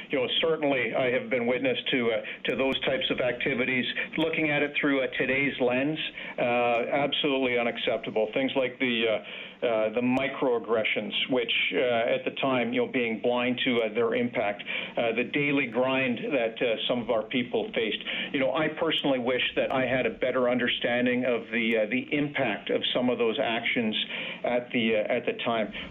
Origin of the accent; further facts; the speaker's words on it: Canada; us as a country and as a Canadian Armed Forces are facing a confluence of challenges